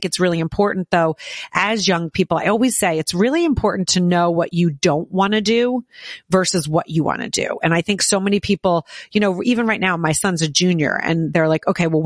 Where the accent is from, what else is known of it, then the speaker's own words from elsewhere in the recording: Southern New Jersey, United States; moved away as an adult; also born or lived in New York City; I grew up in New Jersey as well, but down in Southern New Jersey